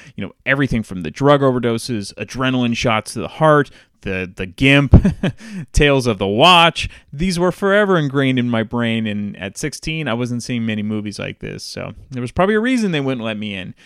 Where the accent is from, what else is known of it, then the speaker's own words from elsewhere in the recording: San Francisco Bay Area, California, United States; growing up in the San Francisco Bay Area